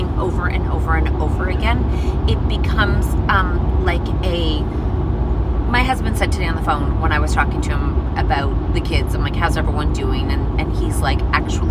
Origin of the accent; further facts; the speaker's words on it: Canada; we're Canadian